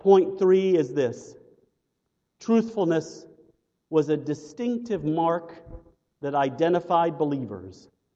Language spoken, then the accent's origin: English; United States; as American Christians